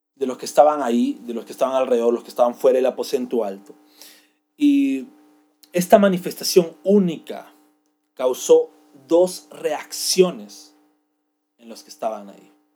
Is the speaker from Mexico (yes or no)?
no; Peru; nosotros como peruanos hablamos español